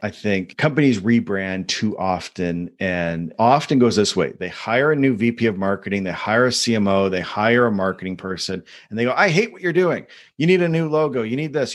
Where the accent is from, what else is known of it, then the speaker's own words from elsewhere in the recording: Canada; Being a Canadian